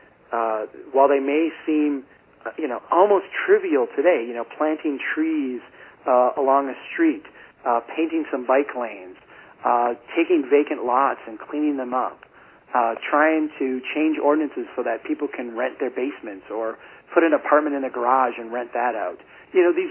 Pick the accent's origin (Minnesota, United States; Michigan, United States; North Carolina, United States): Minnesota, United States; Brainerd; born or raised there